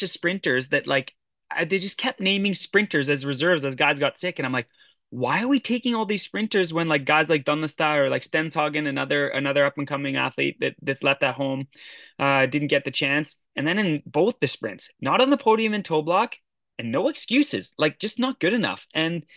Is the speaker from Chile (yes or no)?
no; Canada; I'm Canadian